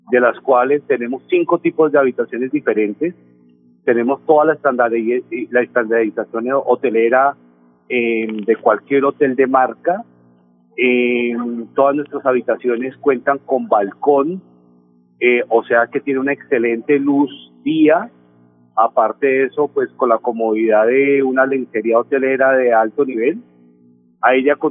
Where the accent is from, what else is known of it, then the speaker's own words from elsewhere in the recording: Valle del Cauca, Colombia; also born or lived in Popayán / Cali; Yo soy vallecaucano, Nelson. Nací en Popayán, viví unos años en Cali y ahora con la hotelería pues he volteado por todos